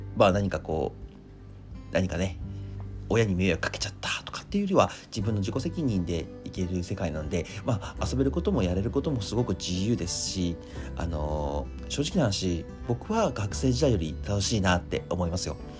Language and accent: Japanese; Akita, Japan; moved away; 秋田県出身なんで実は成人式夏にやってるんですよ